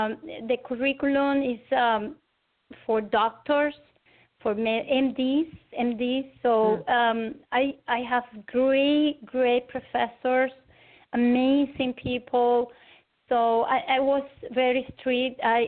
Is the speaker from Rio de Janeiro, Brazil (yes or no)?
yes; Rio de Janeiro, Brazil; English is a second language; also born or lived in Caracas, Venezuela / United States / Argentina; now in Venezuela; I was born in Caracas, Venezuela, but I was raised in Rio de Janeiro in Brazil. And then after that, I returned to Venezuela, and then I studied in United States, in Argentina